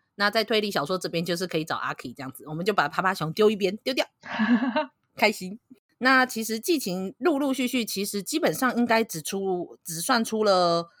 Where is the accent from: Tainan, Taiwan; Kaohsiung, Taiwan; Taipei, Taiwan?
Kaohsiung, Taiwan; 我是高雄人嘛